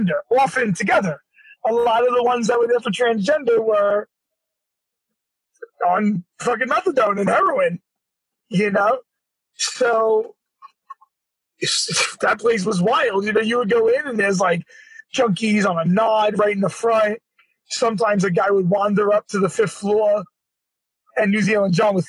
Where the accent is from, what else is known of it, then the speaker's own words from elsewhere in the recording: New York City, New York, United States; we were from Brooklyn, we're from Brooklyn